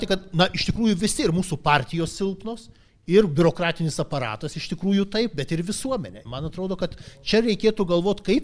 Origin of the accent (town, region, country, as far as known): Lithuania